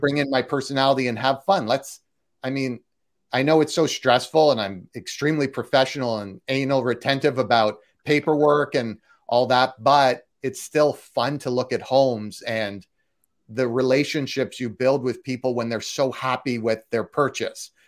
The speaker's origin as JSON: {"language": "English", "country": "Canada", "also_born_or_lived": "Toronto", "moved": "yes", "lives_now": "Los Angeles, United States", "said": "I'm Canadian, so I was in Toronto"}